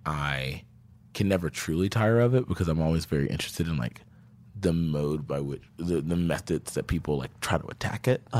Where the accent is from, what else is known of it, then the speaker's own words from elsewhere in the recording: the South, United States; It's like how I make sense of the world because I'm from the South. And a lot of people who aren't from the South, I think, don't make sense of it as often as I do.